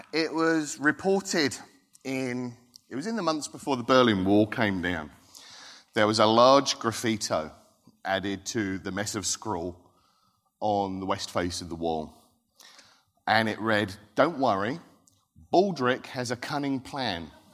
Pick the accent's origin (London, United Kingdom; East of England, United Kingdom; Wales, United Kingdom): East of England, United Kingdom; Thundersley; also born or lived in Rochford; I grew up in Thundersley, which borders Hadley